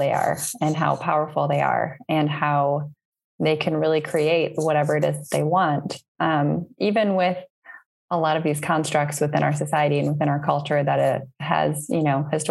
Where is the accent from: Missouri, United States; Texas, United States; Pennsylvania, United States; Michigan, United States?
Michigan, United States; Northville; moved away as an adult; now in Berlin, Germany; I'm originally from, Northville, Michigan, just right outside of the Ann Arbor area.